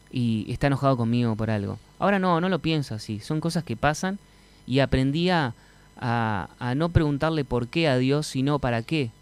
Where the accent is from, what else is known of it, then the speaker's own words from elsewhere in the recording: Montevideo, Uruguay; also born or lived in Buenos Aires, Argentina / Pocitos, Montevideo; now in Marindia, Uruguay; Me crié en la Unión